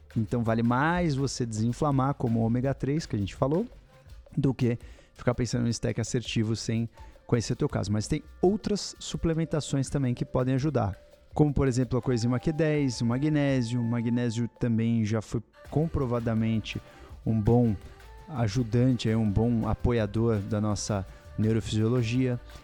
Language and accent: Portuguese; Minas Gerais, Brazil; Eu sou mineira